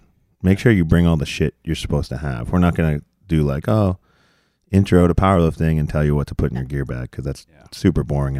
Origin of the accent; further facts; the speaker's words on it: Boston, Massachusetts, United States; You know, it's like we're degenerates from Boston.